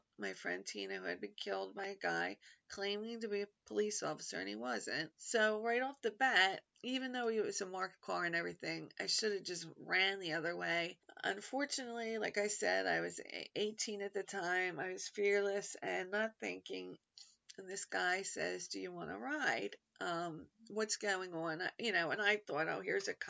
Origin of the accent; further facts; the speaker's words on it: Philadelphia, Pennsylvania, United States; Philadelphia is a bunch of neighborhoods. There's, you know, I grew up in Merle Park.